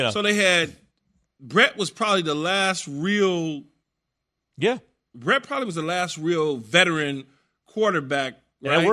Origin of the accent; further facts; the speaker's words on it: West Coast, United States; I came from the West Coast as a receiver.